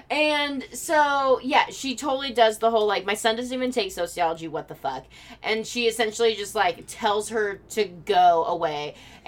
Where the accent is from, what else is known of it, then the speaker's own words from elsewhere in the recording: Eureka, California, United States; my hometown, Eureka